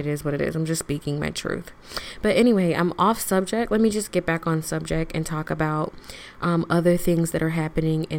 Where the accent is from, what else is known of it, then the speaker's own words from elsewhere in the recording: Florida, United States; now in San Diego, United States; I was born in Florida and I was raised in Florida